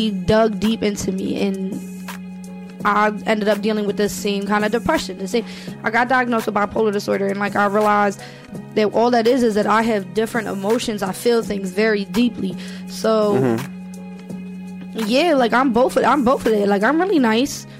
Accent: North Carolina, United States; also born or lived in New Orleans, Louisiana / Radnor, Pennsylvania; now in Philadelphia, United States; I'm from North Carolina, but I live in North Philly and Juniata in the Badlands.

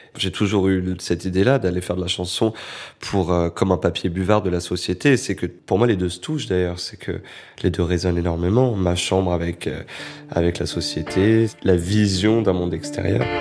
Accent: Créteil, Île-de-France, France; moved away; j'étais revenu à Créteil, là d'où je viens, euh, pour venir voir ma mère euh, qui habite toujours. Et j'habitais en face du centre commercial qui est Créteil-Soleil, qui était toute mon enfance

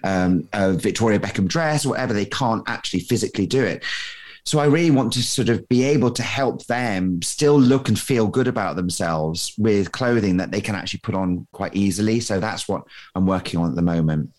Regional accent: Scotland, United Kingdom; moved away as an adult; also born or lived in Leeds; being Scottish

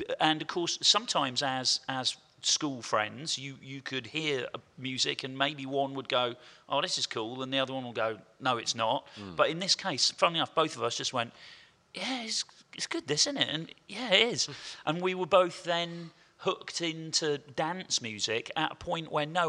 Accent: Portishead, South West England, United Kingdom; Me and my best mate, …, we grew up in Porter's Head in the southwest of England and went to the same school as ….

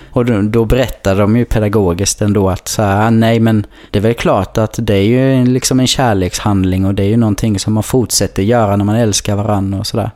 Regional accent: Kallinge, Blekinge, Sweden; för mig nere i Kallinge där jag växte upp

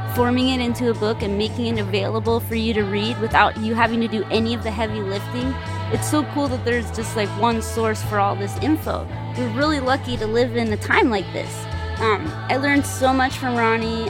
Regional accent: Los Angeles, California, United States; I'm from Los Angeles

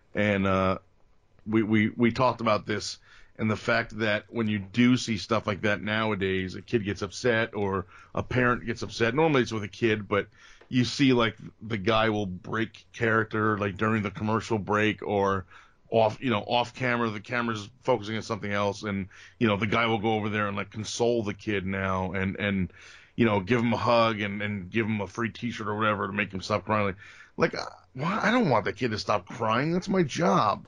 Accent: Bergen County, New Jersey, United States; also born or lived in Atlantic City, New Jersey; My, my family moved to Bergen County when I was, I don't know, one or two, uh, or three. So North Jersey

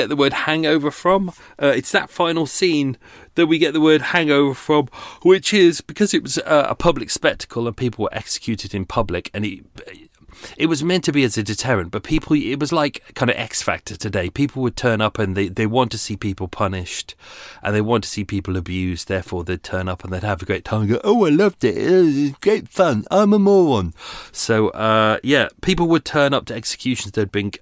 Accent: England, United Kingdom; we're English

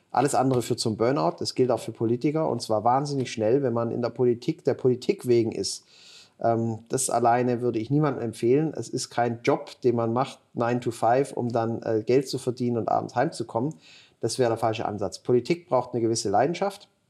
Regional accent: Ulm, Baden-Württemberg, Germany; Ich komm, bin Schwabe, komme aus Ulm

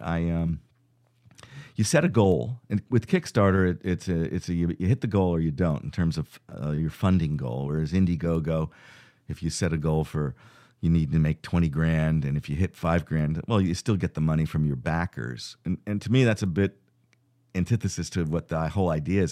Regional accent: Fairfield County, Connecticut, United States; we grew up in Fairfield County, Connecticut

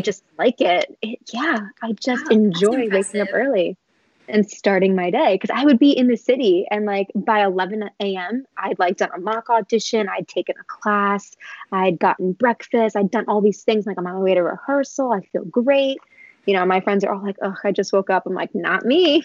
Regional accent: New York City, New York, United States; I'm from Queens, New York.

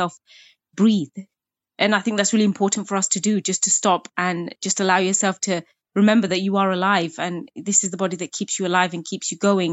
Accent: United Kingdom; growing up as a British Bangladeshi Muslim woman

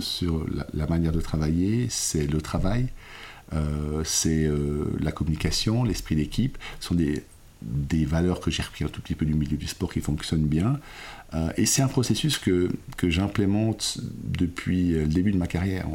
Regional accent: Lausanne, Vaud, Switzerland; je suis suisse et italien. J'ai grandi, je suis né à Lausanne, j'ai grandi à Lausanne

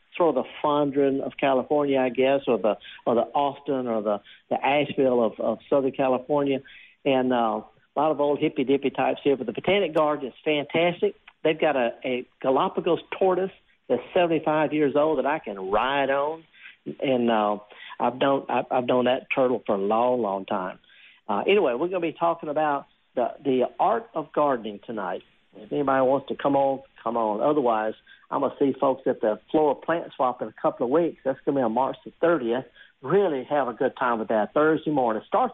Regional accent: Isle of Man; now in United States; I'm not Irish, but I'm from the Isle of Man, which is off the coast of Ireland, and that counts.

